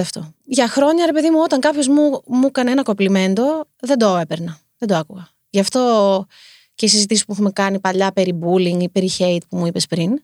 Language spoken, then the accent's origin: Greek; Heraklion, Crete, Greece; moved away as an adult; also born or lived in United States; now in Athens, Greece; Και μετά κατεβήγαμε στο Ηράκλειο